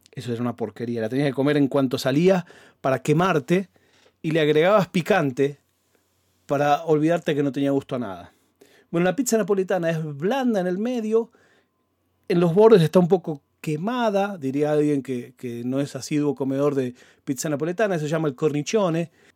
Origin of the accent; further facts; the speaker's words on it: Argentina; como buen argentino